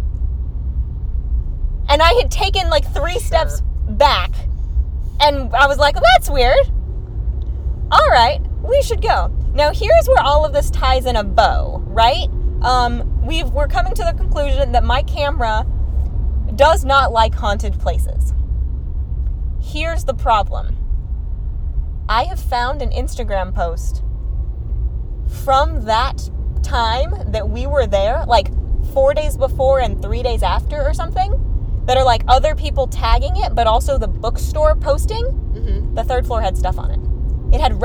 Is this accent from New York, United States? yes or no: no; Texas, United States; we're from Texas